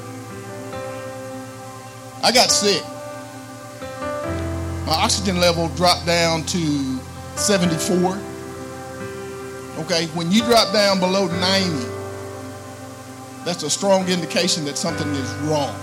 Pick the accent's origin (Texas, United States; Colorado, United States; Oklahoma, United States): Oklahoma, United States; Ardmore; born and raised in Ardmore. Lived here all my life.